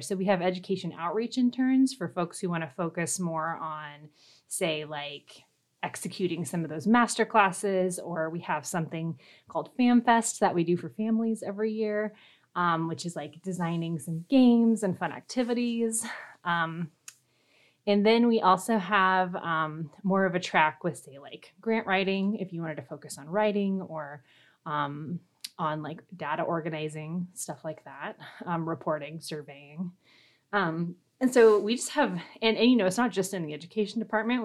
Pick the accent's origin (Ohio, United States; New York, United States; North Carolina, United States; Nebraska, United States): Nebraska, United States; Fremont; also born or lived in Minnesota; I'm originally from Fremont, Nebraska. So I'm, I am a native Nebraskan